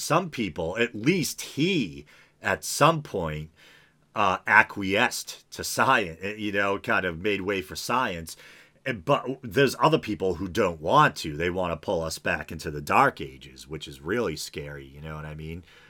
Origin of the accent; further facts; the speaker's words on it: New England, United States; I'm from New England where there's a lot of, like, you know, coastal regions